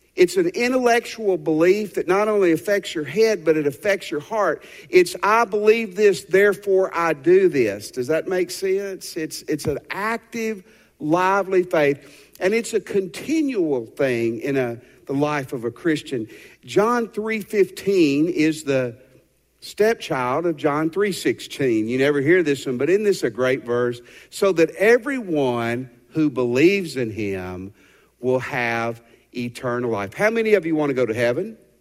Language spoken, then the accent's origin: English; Tennessee, United States; the house I grew up in Tennessee.